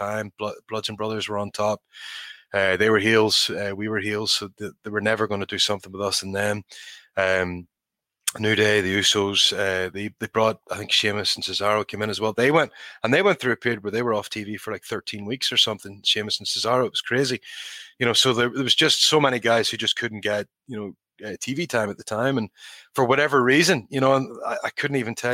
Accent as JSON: {"language": "English", "region": "Northern Ireland", "country": "United Kingdom", "tie": "born or raised there", "said": "for me as a kid growing up in Northern Ireland"}